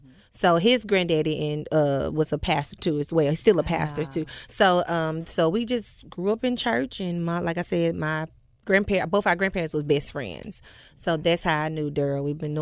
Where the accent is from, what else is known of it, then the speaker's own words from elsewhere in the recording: Memphis, Tennessee, United States; Born and raised in Whitehaven. West Haven Elementary. Jeter Junior High.